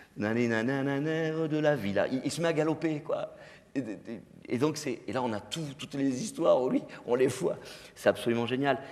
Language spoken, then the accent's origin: French; Digne-les-Bains, Provence-Alpes-Côte d'Azur, France; moved away; also born or lived in Marseille; à Digne, euh, dans ma ville natale